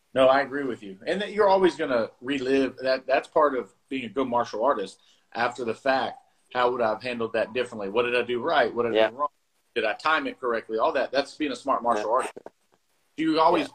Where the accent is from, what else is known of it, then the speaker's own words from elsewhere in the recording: South Carolina, United States; moved away as an adult; also born or lived in Bluefield, West Virginia; now in Georgia, United States; we moved to South Carolina. I grew up in South Carolina